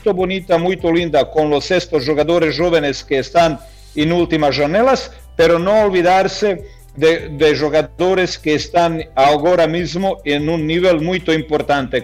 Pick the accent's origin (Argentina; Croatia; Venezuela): Croatia; Spanish is a second language; moved away; se está celebrando en mi país